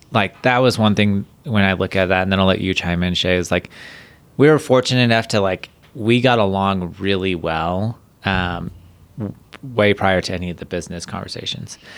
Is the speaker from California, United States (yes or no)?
yes; Huntington Beach, California, United States; I grew up in, like, Huntington Beach, California